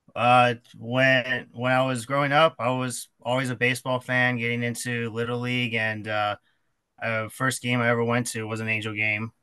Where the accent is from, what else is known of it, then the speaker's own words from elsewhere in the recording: Anaheim, California, United States; I grew up in Anaheim, and I'm I still live here